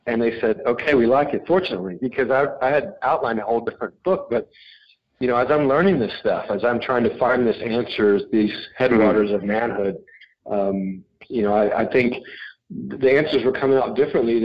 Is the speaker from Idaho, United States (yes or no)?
no; Little Rock, Arkansas, United States; moved away as an adult; also born or lived in Texas / Chicago / Boston / West Coast; I was born in Little Rock, Arkansas, and then I lived in Texas for a few years, and then grew up the rest of kind of my childhood in Little Rock, Arkansas